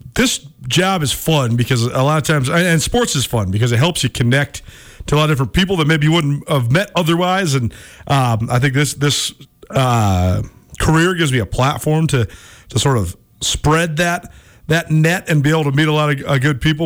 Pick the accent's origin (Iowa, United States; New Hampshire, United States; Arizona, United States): Arizona, United States; Sedona; now in Montana, United States; my family hails from Arizona as well. We're from Sedona, so uh, I've been in Montana for a long time, though